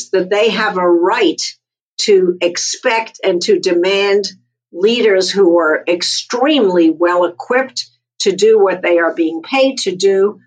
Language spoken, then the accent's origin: English; United States; I'm an American